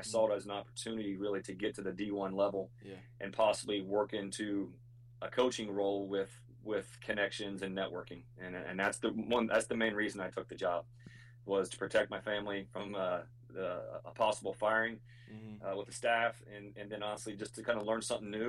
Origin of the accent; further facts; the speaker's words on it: an hour and a half from Athens, Ohio, United States; moved away as an adult; now in Austin, United States; my hometown's an hour and a half from Athens, Ohio.